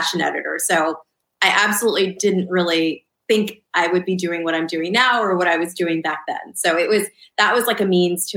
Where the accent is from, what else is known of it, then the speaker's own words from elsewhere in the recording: suburban New Jersey, United States; also born or lived in Lancaster, Pennsylvania; Then my family moved to Southern New Jersey. So I was raised in suburban